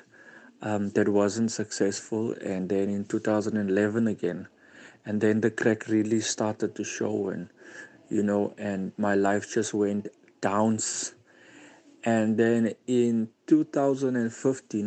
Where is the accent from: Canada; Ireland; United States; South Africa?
South Africa; Cape Town, Western Cape; I'm from Cryfontein, Cape Town.